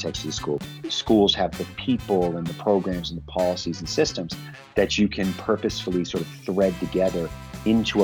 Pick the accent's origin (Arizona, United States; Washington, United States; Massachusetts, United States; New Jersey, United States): Massachusetts, United States; a suburb of Boston; I grew up in Massachusetts in a suburb of Boston in the 1970s and 80s